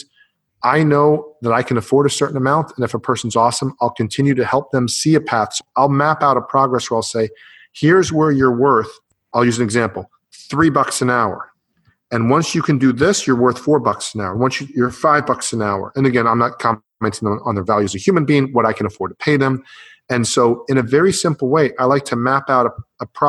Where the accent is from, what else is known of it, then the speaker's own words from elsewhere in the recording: Canada; now in United States; I'm from the US, I live in the US, or actually I'm from Canada